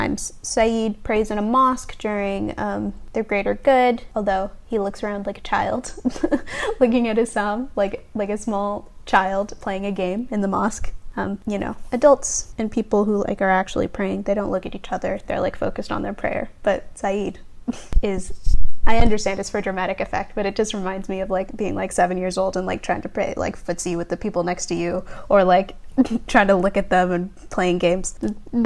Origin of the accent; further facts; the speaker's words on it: Canada; I'm a Canadian Muslim